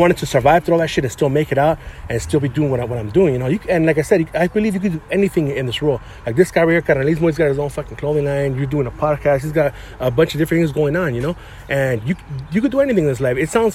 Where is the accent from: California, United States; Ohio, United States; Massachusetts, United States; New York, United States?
California, United States; San Gabriel; now in Alhambra, United States; I grew up in San Gabriel